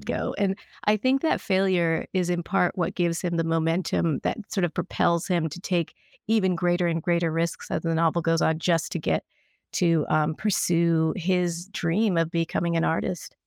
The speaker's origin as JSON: {"language": "English", "region": "Kentucky", "country": "United States", "tie": "born or raised there", "said": "I grew up in Kentucky, and my parents were from Kerala"}